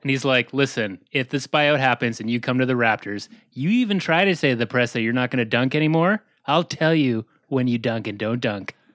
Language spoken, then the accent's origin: English; County Cork, Munster, Ireland; I'm from County Cork in Ireland